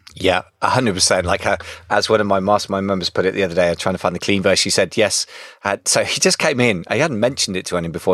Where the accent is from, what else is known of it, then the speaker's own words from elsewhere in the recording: United Kingdom; I'm being very British